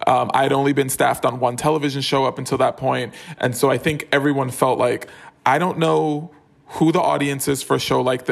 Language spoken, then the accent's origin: English; New York City, New York, United States; moved away as an adult; also born or lived in Harlem / Los Angeles; I was born and raised in the Bronx